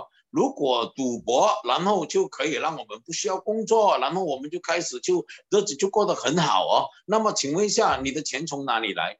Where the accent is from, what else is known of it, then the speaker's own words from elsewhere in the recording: Guangdong, China; 我们广东人讲胆三胆快啊，对不对？